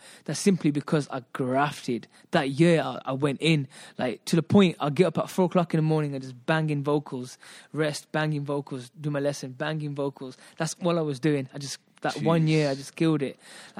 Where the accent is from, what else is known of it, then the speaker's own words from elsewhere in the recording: England, United Kingdom; because obviously I'm born and brought up in England.